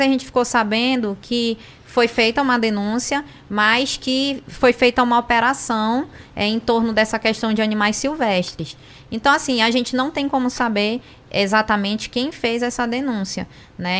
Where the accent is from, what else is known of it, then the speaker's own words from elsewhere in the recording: Amazonas, Brazil; sou amazonense